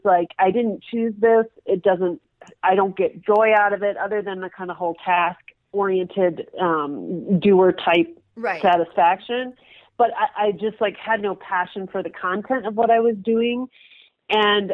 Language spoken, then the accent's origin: English; Minneapolis, Minnesota, United States; moved away as an adult; also born or lived in New York City / Jackson, Wyoming; now in Denver, United States; I originally grew up in Minneapolis, right in the city, spent my whole life there through high school